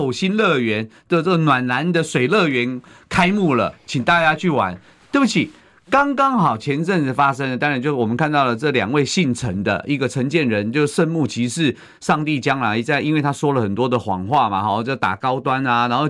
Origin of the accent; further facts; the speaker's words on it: Taiwan; 却一再的消侮辱我们台湾人民，这才是真正最可恶的地方啊！